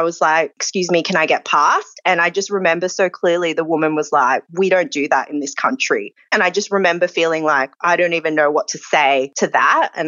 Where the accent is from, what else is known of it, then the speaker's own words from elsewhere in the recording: Australia; And I'm Asian Australian